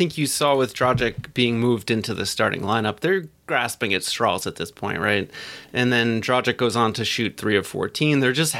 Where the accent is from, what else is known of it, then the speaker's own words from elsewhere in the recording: Northern New Jersey, United States; Despite growing up in Northern New Jersey